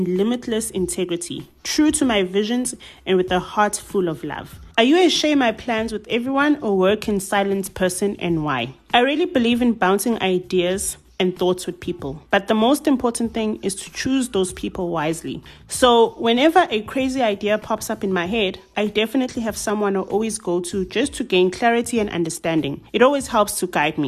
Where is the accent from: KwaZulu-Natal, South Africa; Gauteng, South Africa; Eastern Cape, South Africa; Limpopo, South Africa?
KwaZulu-Natal, South Africa; Durban; I'm a 29-year-old young woman born and bred in Durban